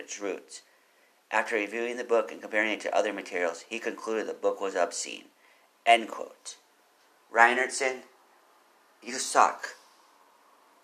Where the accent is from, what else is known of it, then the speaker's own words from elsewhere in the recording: Austin, Texas, United States; I'm from Austin. I've lived here for a while.